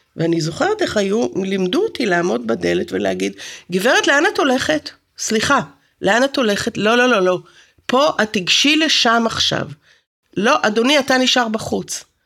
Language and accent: Hebrew; Haifa, Haifa District, Israel; also born or lived in Santa Cruz, California; גדלתי בכרמל